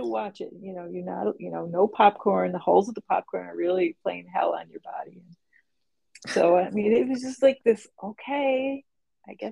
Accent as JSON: {"language": "English", "area": "Upper Peninsula", "region": "Michigan", "country": "United States", "tie": "born or raised there", "also_born_or_lived": "Detroit, Michigan", "said": "by the time when I was eight, my parents moved us up to the Upper Peninsula, Michigan"}